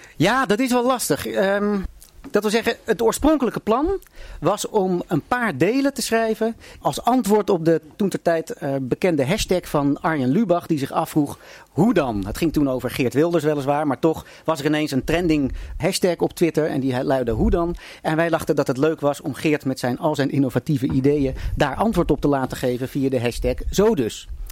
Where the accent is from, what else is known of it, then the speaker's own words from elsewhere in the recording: Haarlem, North Holland, Netherlands; ik kom ook uit Haarlem en heb nog met zijn broer Willem gevoetbald in, bij de koninklijke HFC